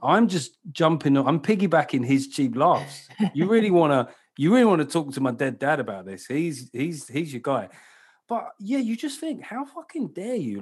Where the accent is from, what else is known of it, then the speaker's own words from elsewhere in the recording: London, United Kingdom; I come from, uh, you know, South London